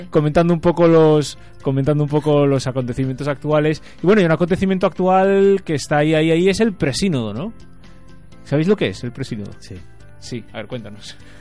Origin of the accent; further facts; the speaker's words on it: Rías Baixas, Galicia, Spain; nosotros los que somos de las Rías Baixas